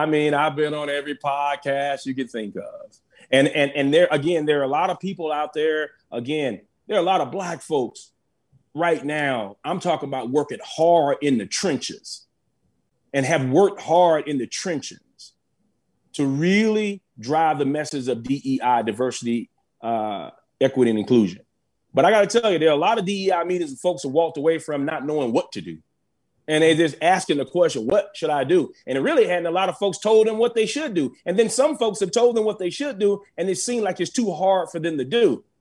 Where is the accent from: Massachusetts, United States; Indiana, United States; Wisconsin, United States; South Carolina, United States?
South Carolina, United States; I want to give a huge shout out to my home state, which is South Carolina. I was born and raised in South Carolina